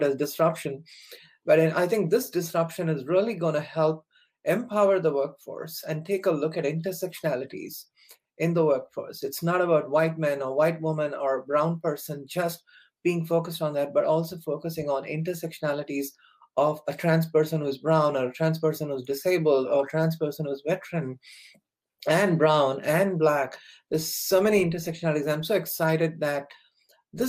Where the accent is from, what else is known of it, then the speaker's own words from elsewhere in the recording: India; moved away; growing up in India